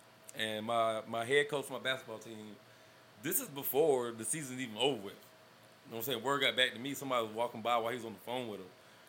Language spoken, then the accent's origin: English; Austin, Texas, United States; I would have went to Butler. I grew up with Brenton in Austin.